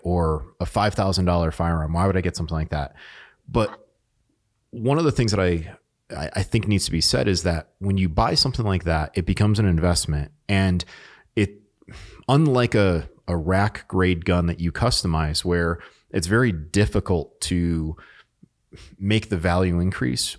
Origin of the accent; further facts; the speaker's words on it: New England, United States; I'm from New England